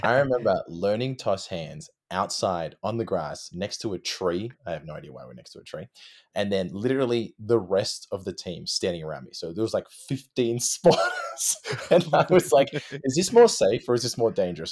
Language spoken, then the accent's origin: English; Sydney, New South Wales, Australia; moved away as an adult; also born or lived in Melbourne, Australia; I'm originally from, I was born in Sydney